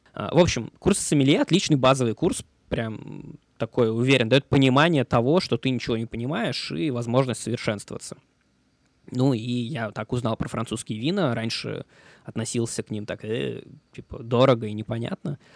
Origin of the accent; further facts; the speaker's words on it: Moscow, Russia; moved away as an adult; also born or lived in Thailand / Malaysia / Czech Republic; now in Paris, France; Больше года я мало где, кроме родной Москвы, в детстве проводил